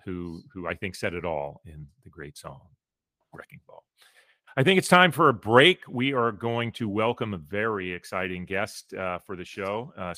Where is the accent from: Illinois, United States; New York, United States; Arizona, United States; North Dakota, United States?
Illinois, United States; Chicago; Chicago, one of a three or four towns I call my hometown, which I get a lot of grief for, and rightfully so.